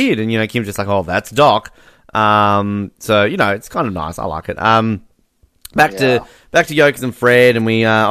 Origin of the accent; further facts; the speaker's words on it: Australia; myself as an Australian